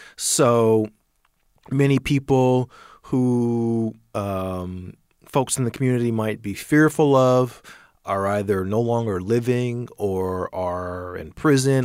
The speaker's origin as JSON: {"language": "English", "town": "Atlanta", "region": "Georgia", "country": "United States", "said": "I'm from Atlanta."}